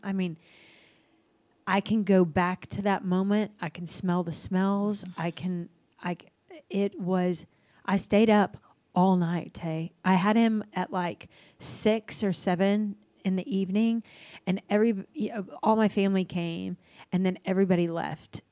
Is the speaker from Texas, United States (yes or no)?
yes; Dallas, Texas, United States; also born or lived in Albuquerque, New Mexico; I was born in Albuquerque. I moved to Dallas when I was six.